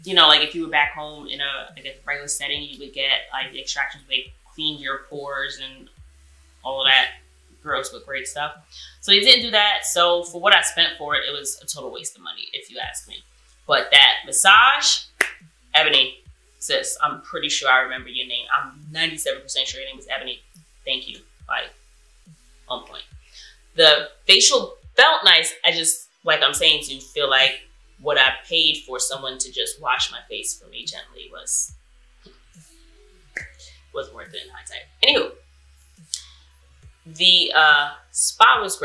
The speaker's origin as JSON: {"language": "English", "region": "New York", "country": "United States", "said": "I'm from New York"}